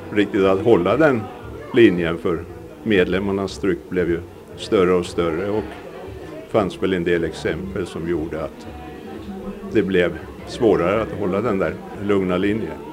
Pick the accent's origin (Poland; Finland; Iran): Finland; Åland; Det räckte nästan att säga att jag kommer från Åland.